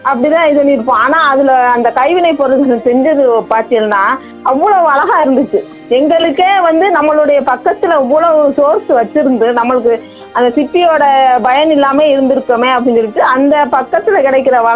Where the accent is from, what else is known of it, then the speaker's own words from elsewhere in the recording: Marakkiyarpattinam, Tamil Nadu, India; நான் மரக்கியார்பட்டினம் பஞ்சாயத்து சேர்ந்தவங்க